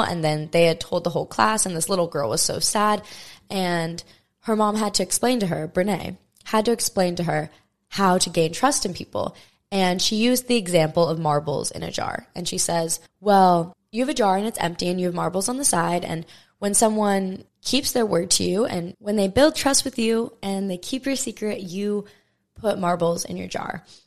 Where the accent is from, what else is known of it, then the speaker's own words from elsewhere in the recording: Maui, Hawaii, United States; born and raised on Maui, Hawaii